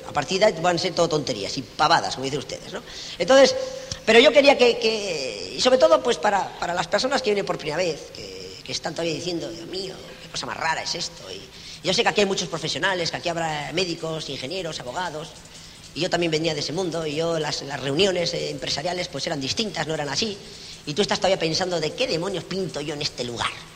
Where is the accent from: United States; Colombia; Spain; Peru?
Spain